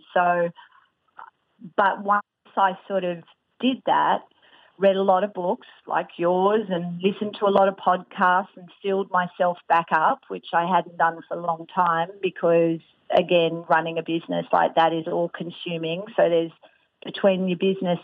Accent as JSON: {"language": "English", "country": "Australia", "said": "I'm Australian"}